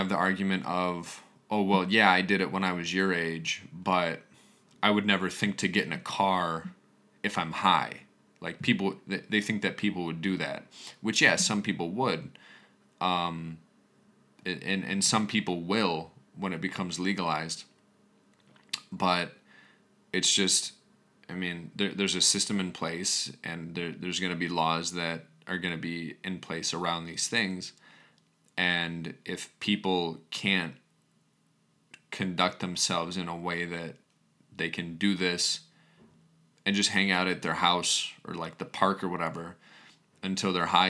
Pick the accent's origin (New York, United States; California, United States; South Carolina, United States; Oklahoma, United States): New York, United States; I grew up on Long Island, and I lost my best friend to a fentanyl overdose.